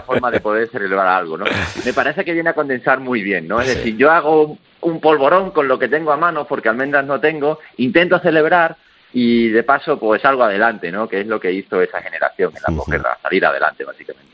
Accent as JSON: {"language": "Spanish", "region": "Extremadura", "country": "Spain", "said": "nosotros somos los dos de Extremadura"}